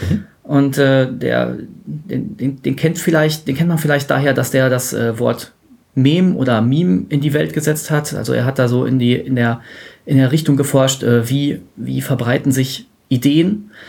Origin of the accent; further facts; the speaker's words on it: Dortmund, North Rhine-Westphalia, Germany; Äh, ich bin aus Dortmund und bin hier zu Besuch in der verbotenen Stadt.